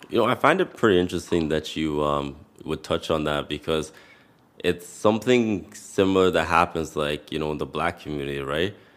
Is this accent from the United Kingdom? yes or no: no; Canada; a Canadian born but somebody whose parents are of Jamaican descent